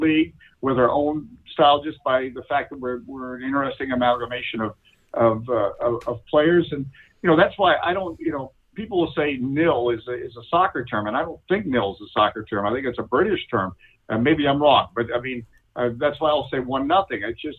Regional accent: United States; Obviously I'm American

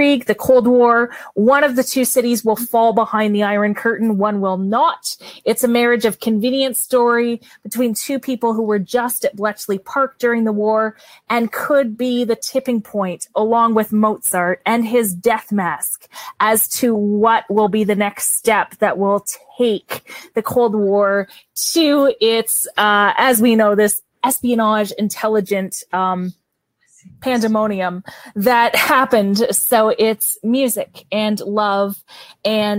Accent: Canada; accent: Canadian; my Canadian accent

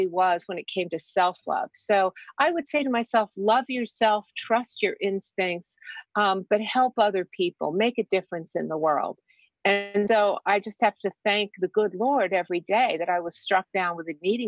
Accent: Washington, District of Columbia, United States; I grew up here in Washington

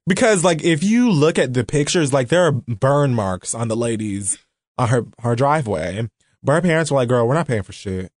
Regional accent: United States; I'm American

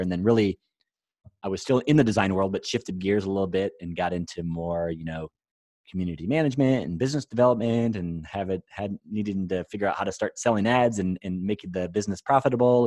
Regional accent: Iowa, United States; I'm from Iowa

